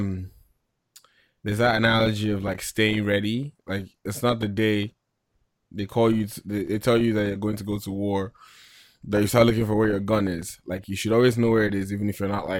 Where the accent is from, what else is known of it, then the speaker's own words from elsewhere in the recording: Nigeria; growing up in Nigeria